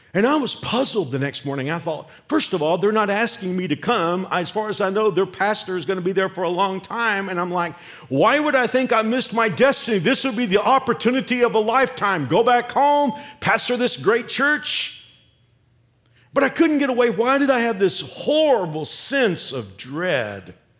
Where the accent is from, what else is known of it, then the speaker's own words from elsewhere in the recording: Fort Worth, Texas, United States; moved away as an adult; now in Kansas, United States; I can go back to Fort Worth, I can go back to my hometown